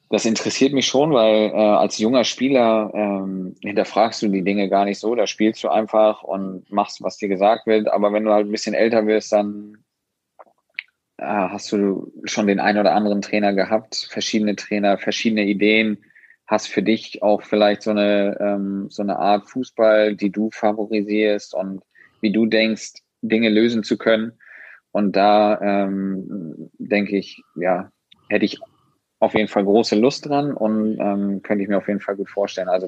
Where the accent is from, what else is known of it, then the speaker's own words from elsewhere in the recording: Schleswig-Holstein, Germany; ich als Schleswig-Holsteiner und generell wir sind aus dem Norden